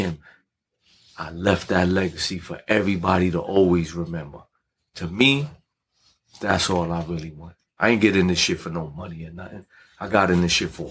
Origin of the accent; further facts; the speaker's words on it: New York City, New York, United States; I'm from Brownsville